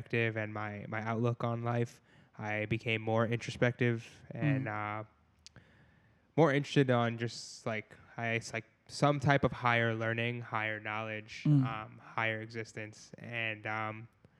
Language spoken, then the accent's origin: English; New York, United States; now in Pittsburgh, United States; I'm initially from New York